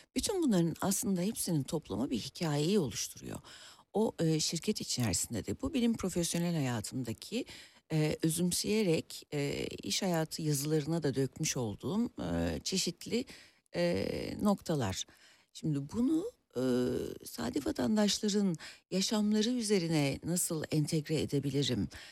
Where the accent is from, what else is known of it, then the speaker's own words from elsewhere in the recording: Bursa, Turkey; moved away as an adult; also born or lived in Ankara; now in Istanbul, Turkey; Aslında Ankara doğumluyum Ee, ama e, bütün gençlik ve çocukluk dönemim Bursa'da geçti